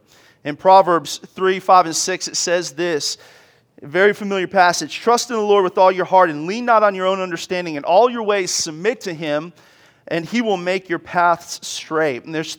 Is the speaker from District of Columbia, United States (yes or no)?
yes; Washington, District of Columbia, United States; I grew up in Washington, D.C. I'm a military brat, an Army brat.